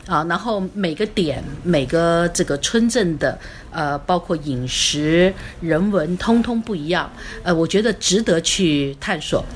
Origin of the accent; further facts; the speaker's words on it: Kaohsiung, Taiwan; also born or lived in Yunnan; now in Dali, China; 我是，呃，台湾高雄。嗯。然后到云南去